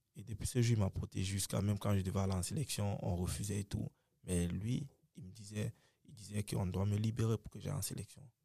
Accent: Cameroon; moved away as an adult; also born or lived in United States

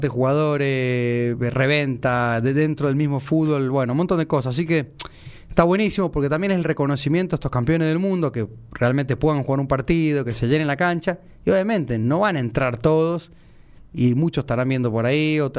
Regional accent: Córdoba, Argentina; Fui presidente de la filial de River cuando vine de Córdoba

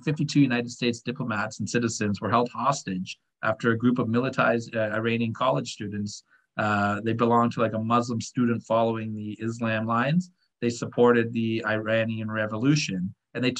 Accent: Canada; I'm a Canadian guy.

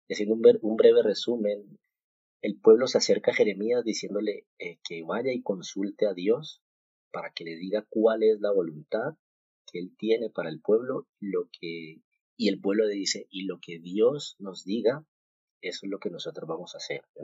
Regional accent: Colombia; moved away as an adult; now in Spain; pues porque yo vengo de Colombia

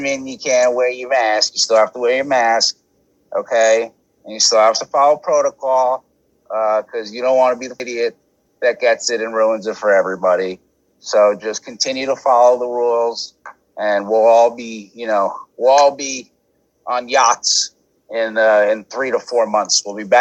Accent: New York City, New York, United States; I'm from Staten Island

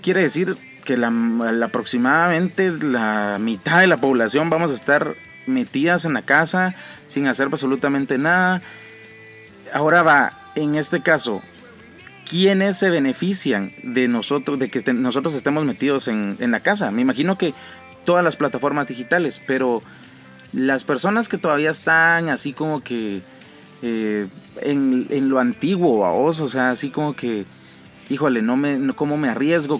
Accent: Guatemala; nosotros como guatemaltecos

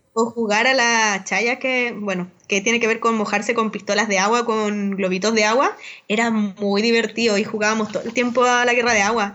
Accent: Chuquicamata, Antofagasta, Chile; en Chucky, donde yo vivía, Camata, para los que no les he contado un poco, que era el pueblo minero donde yo nací

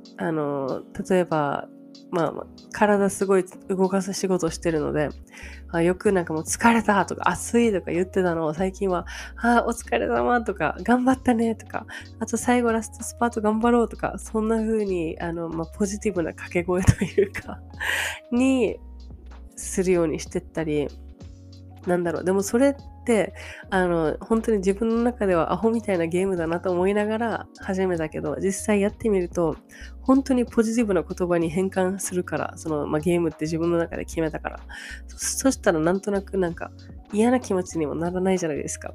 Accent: Japan; moved away as an adult; 最近日本に帰った

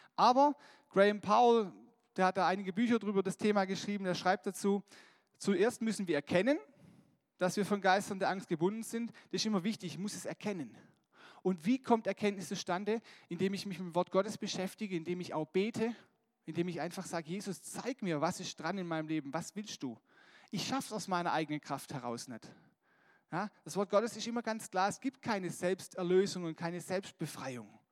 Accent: Germany; wir als Deutsche

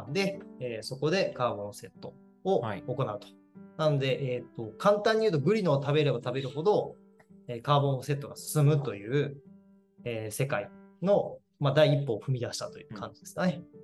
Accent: Kagawa, Japan; 僕、香川県出身なんで

